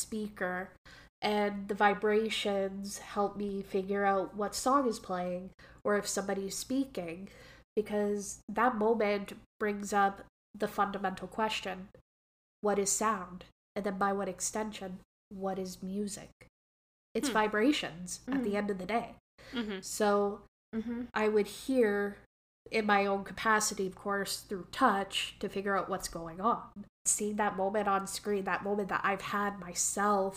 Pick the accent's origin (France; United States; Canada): Canada; accent: Canadian; I have my own Canadian dialect